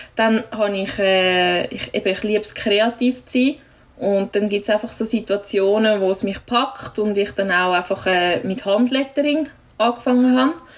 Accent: village near Einsiedeln, Schwyz, Switzerland; ich wohne zwar wieder äh, im Nebendorf, wo ich aufgewachsen bin

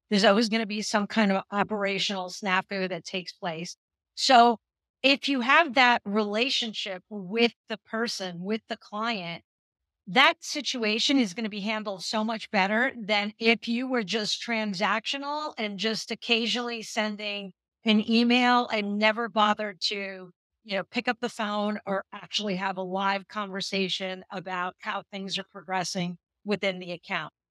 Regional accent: New York City, New York, United States; I grew up in, in New York City, Lower

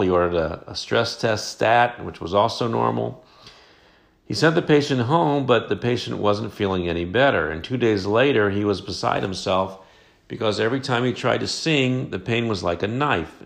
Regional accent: Dayton, Ohio, United States; I started practicing family medicine in my hometown of Dayton, Ohio

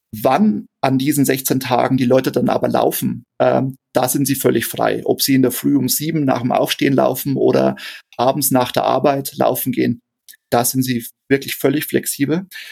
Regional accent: Straubing, Bavaria, Germany; gebürtiger Niederbayer, ähm, ich äh, lebe und arbeite in Straubing in Niederbayern. Ähm, da bin ich auch geboren

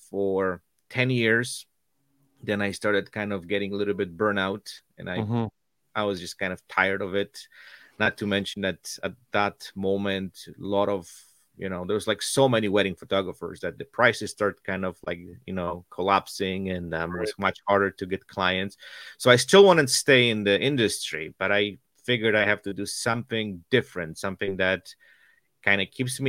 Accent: Poland; moved away as an adult; I was born and raised in Poland

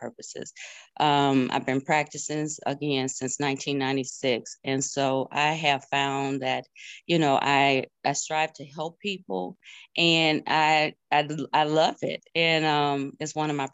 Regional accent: Lancaster, South Carolina, United States; We're from Lancaster, South Carolina

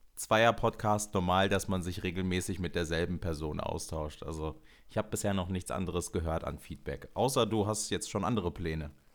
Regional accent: Germany; now in Cologne, Germany; aber ich bin hier in Deutschland geboren und meine Mutter auch

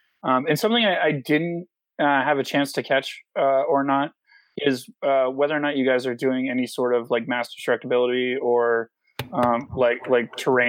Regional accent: Alaska, United States; also born or lived in Vermont; I grew up in Alaska and Vermont, both bordering states that oftentimes get confused with Canada.

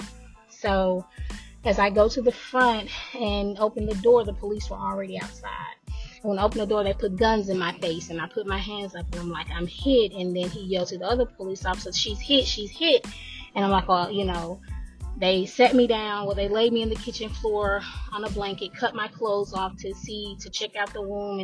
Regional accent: Nashville, Tennessee, United States; I'm from Nashville, Tennessee.

